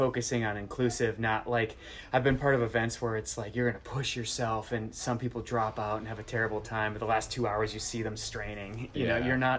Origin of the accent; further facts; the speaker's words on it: Minnesota, Wisconsin, Midwest, United States; moved away; you probably hear it in my voice, but I'm from Minnesota, Wisconsin, and grew up on the Mississippi River.